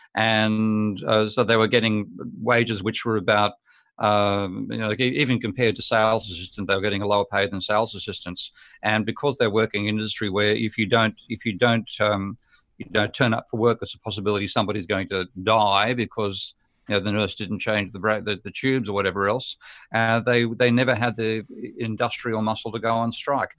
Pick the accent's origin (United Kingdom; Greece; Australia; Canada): Australia; Australia being my home country